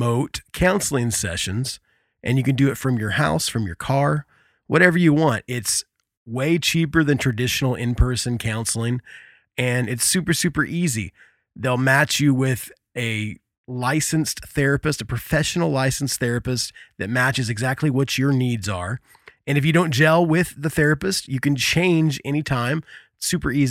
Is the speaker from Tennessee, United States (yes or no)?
no; Indiana, United States; We're from Indiana